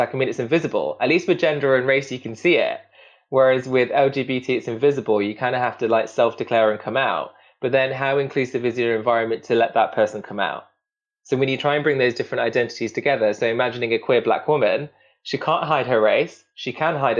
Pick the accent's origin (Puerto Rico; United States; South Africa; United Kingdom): United Kingdom; Derby, East Midlands; I'm Indian, I'm Sikh, I'm working class, I'm from Derby